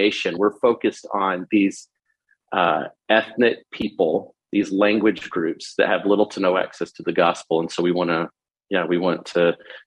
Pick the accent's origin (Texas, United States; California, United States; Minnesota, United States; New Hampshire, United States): Texas, United States; moved away as an adult; also born or lived in Oklahoma; now in Phoenix, United States; I grew up in Texas